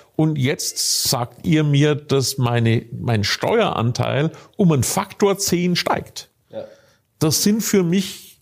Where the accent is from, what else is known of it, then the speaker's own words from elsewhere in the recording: northern Bavaria, Germany; ich komme ganz aus dem Norden Bayerns